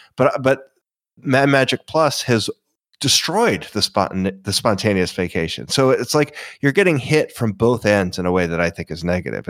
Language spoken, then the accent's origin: English; Florida, United States; I was a local. So I mean, I was Florida.